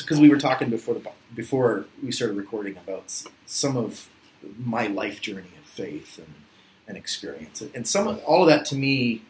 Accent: Philippines; And growing up in the Philippines was very difficult for me, which sounds reverse, but growing up as a white kid in sort of the late 80s, early 90s in the Philippines, it produced a lot of sort of confusion.

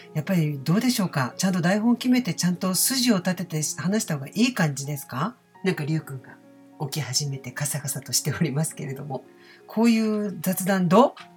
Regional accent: Osaka, Japan; accent: Osaka dialect

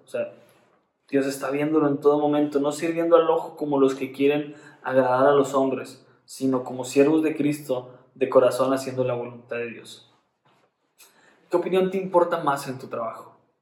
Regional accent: Monterrey, Nuevo León, Mexico; como cristianos regios

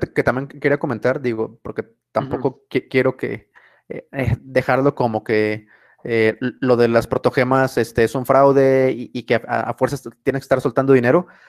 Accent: Mexico; para nosotros, por ejemplo, como mexicanos

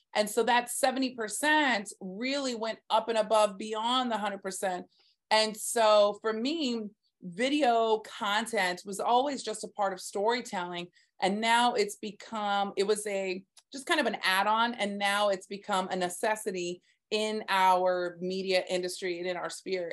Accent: Texas, United States; now in Staten Island, United States; I'm actually from Texas, born and raised

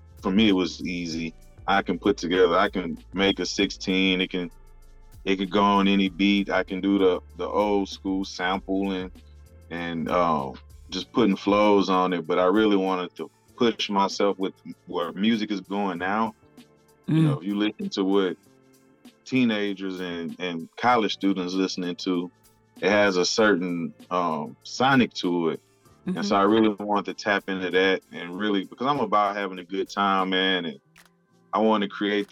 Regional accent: Houston, Texas, United States; I grew up in Houston.

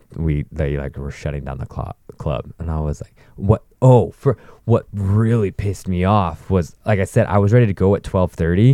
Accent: Northern California, United States; we're from Calif-, Northern California

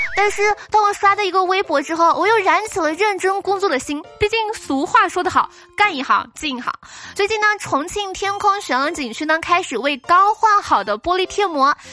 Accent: southern China, China; 我作为一个南方人

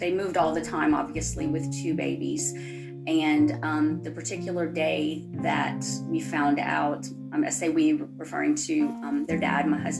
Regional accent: Louisiana, United States; I am from Louisiana in the United States.

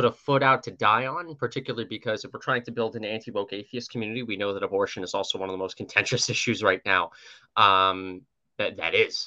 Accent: New York, United States; my home state of New York, which, New York City's pretty blue, but I live in a red congressional district

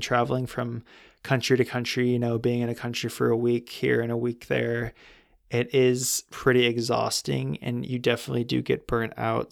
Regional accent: California, United States; growing up in California

